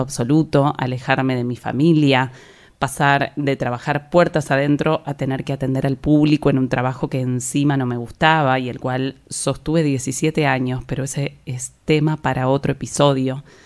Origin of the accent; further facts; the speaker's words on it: La Plata, Buenos Aires Province, Argentina; moved away as an adult; now in Buenos Aires, Argentina; Yo soy de La Plata, una ciudad que queda a unos 60 kilómetros de la ciudad de Buenos Aires